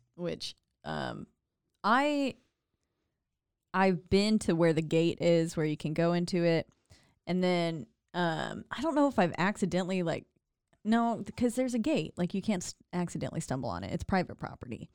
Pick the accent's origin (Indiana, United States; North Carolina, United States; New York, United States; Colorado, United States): North Carolina, United States; Glendale Springs; now in Waco, United States; in my hometown of Glendale Springs, North Carolina, like where I was born